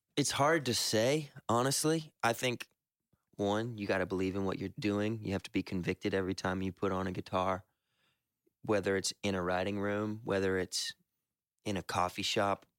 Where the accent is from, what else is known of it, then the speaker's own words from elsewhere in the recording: the South, United States; we're all from the South and believe in Southern hospitality